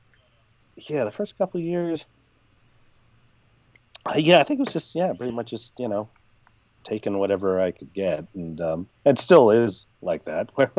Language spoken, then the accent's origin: English; San Francisco, California, United States; I was born in San Francisco